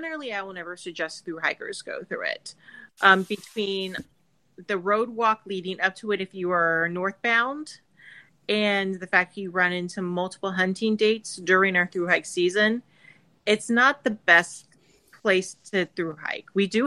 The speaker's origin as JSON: {"language": "English", "town": "Plant City", "region": "Florida", "country": "United States", "tie": "born or raised there", "said": "I was born and raised in Plant City. Yep. Okay. Born and bred Floridian."}